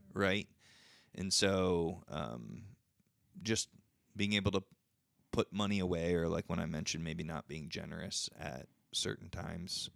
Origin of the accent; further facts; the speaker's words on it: United States; I'm an American